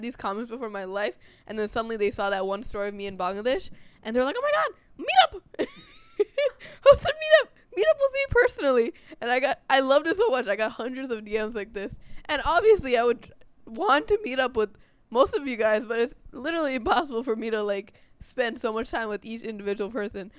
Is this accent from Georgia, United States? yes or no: no; New York, United States; we're, we're American born. I'm from New York